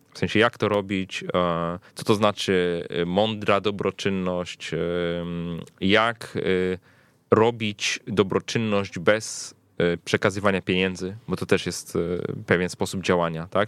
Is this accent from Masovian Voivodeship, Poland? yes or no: yes; Warsaw, Masovian Voivodeship, Poland; Ja jestem z Warszawy, urodziłem się w Warszawie, zawsze miałem tutaj dostęp do, nawet jako młody chłopak, do różnych możliwości, które Warszawa daje